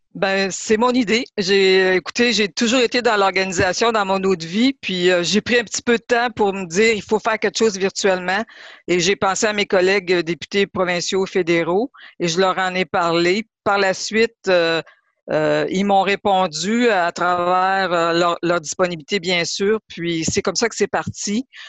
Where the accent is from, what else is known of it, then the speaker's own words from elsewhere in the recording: Lebel-sur-Quévillon, Quebec, Canada; en tant que Québécoise parce que j'ai grandi à Lebel-sur-Quivillon